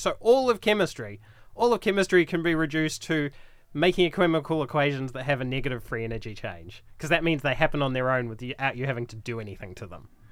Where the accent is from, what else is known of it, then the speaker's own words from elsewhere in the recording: New Zealand; moved away as an adult; also born or lived in Wellington, New Zealand / Calgary, Canada; now in Brisbane, Australia; I'm from New Zealand originally. I did my undergrad in Wellington